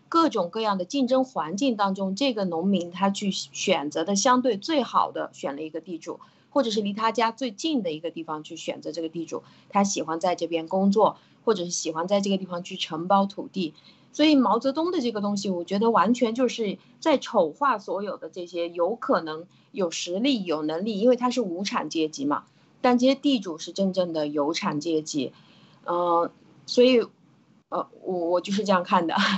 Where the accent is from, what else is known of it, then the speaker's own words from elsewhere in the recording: China; 我们中国人